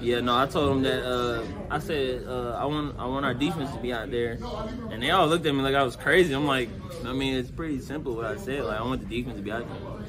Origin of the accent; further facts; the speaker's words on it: Charlotte, North Carolina, United States; I was from Charlotte